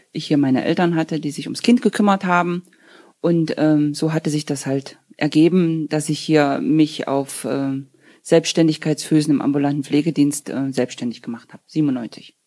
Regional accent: Wieskau, Saxony-Anhalt, Germany; also born or lived in Dessau; now in Gröbzig, Germany; Wiesgau ist ja mein Geburtsort zwar nicht, aber habe ich mein ganzes Leben gelebt

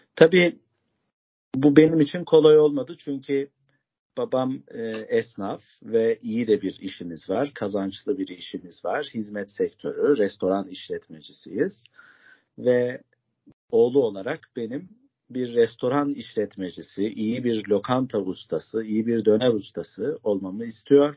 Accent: Bayburt, Turkey; now in Istanbul, Turkey; Bayburtluyum kardeşlerim. İstanbul'da mukimim

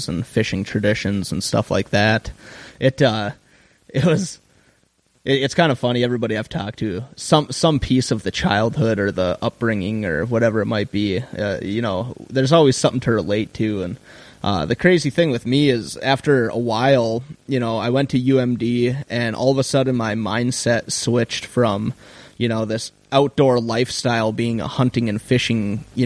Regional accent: Grand Rapids, Minnesota, United States; now in Duluth, United States; I grew up in Grand Rapids and wound up in Duluth

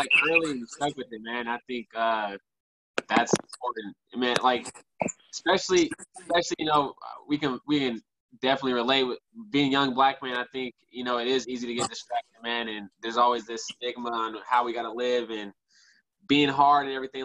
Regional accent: Richmond, California, United States; I grew up in Richmond

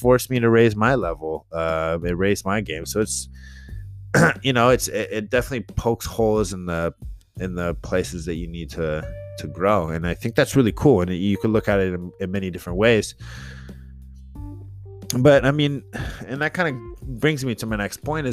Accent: San Jose, California, United States; from South San Jose

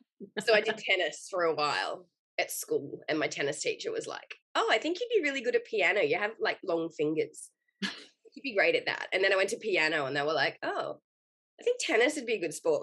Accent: Victoria, Australia; moved away as an adult; now in Queensland, Australia; I'm originally from Victoria

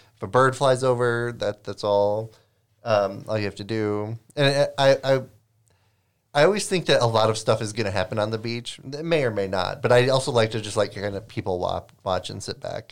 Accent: Lake Michigan, Midwest, United States; I grew up on Lake Michigan.

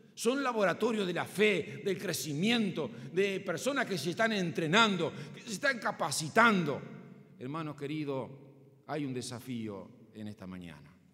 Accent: Paysandú, Uruguay; Sigo siendo patriota, sigo siendo uruguayo, sigo siendo sanducero

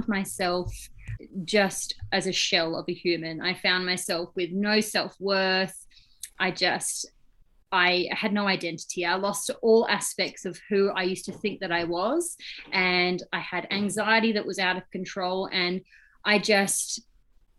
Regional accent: Australia; now in New Zealand; I live in New Zealand, but I was born and bred in Australia.

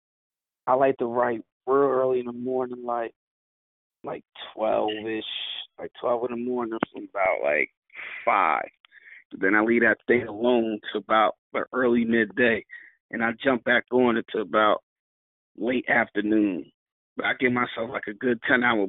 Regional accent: Cape May, New Jersey, United States; South Jersey. I'm from Cape May. It's at the bottom of the map.

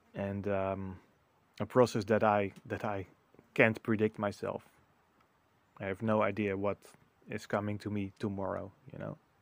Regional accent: Netherlands; moved away as an adult; now in Portugal; the Netherlands, my home country

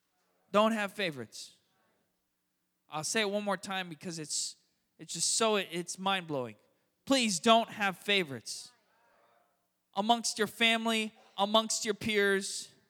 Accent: Florida, United States; also born or lived in San Francisco; now in Richmond, United States; I grew up in South Florida where, it's the Miami Metro.

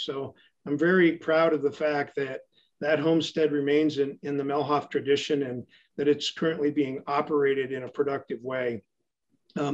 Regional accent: Garrison, North Dakota, United States; I'm originally from North Dakota. I grew up on a family farm in Garrison. That's in McLean County, almost dead center in the state. And it was my grandfather's homestead. And my brother Michael still operates that homestead.

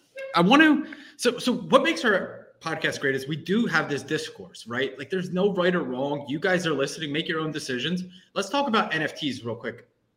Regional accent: Philadelphia, Pennsylvania, United States; I'm from Philly too

